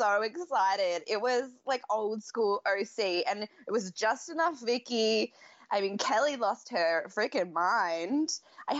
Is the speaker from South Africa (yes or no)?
no; Australia; as an Australian